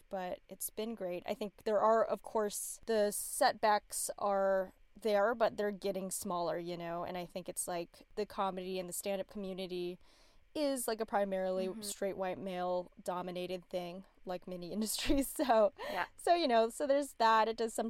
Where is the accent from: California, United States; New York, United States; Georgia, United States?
California, United States; La Quinta; I grew up in La Quinta, which is like a suburb in LA, outside of LA kind of, and it was like 30% Asian, I think, in the high school.